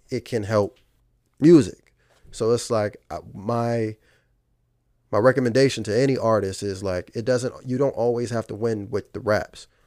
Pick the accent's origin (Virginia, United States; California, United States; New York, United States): Virginia, United States; Fredericksburg; moved away as an adult; now in Richmond, United States; I'm from Fredericksburg, Virginia